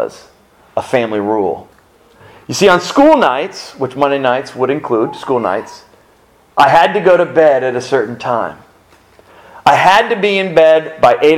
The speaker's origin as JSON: {"language": "English", "region": "South Florida", "country": "United States", "tie": "born or raised there", "said": "growing up in South Florida"}